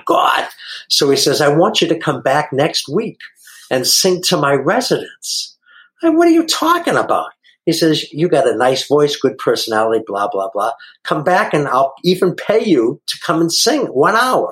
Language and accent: English; Boston, Massachusetts, United States; now in San Diego, United States; I'm from Boston, Massachusetts originally and live out here in San Diego now. And I hope you can understand the way I talk. I know some people say I have an accent